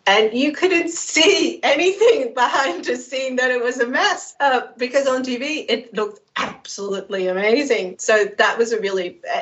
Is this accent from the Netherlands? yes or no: yes; Netherlands; moved away as an adult; also born or lived in United Kingdom; I left the Netherlands in 1994 to go study in the UK